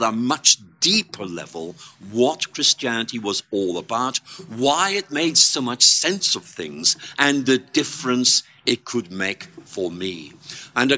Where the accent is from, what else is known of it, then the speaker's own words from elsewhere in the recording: Northern Ireland, United Kingdom; moved away; I came from Northern Ireland